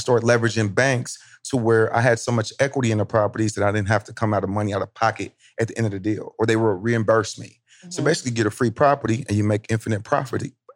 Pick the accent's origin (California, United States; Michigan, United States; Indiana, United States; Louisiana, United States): Indiana, United States; Indianapolis; I'm from Indianapolis, Indiana